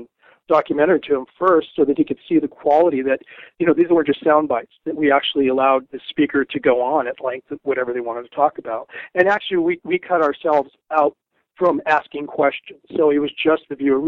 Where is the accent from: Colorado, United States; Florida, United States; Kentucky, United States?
Colorado, United States; Denver; moved away as an adult; also born or lived in New England / New York City; I grew up in Denver. I actually left when I was 23. I moved out to New England. I lived in New York City as well. And then I moved back just about 3 years ago